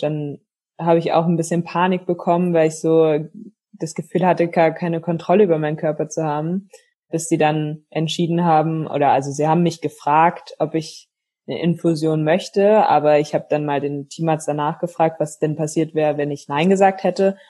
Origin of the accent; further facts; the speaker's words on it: Berlin, Germany; also born or lived in Potsdam; Also ich bin in Berlin groß geworden